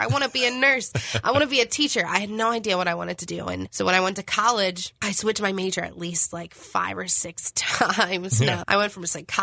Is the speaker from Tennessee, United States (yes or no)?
no; Philadelphia, Pennsylvania, United States; moved away as an adult; I grew up in Philly.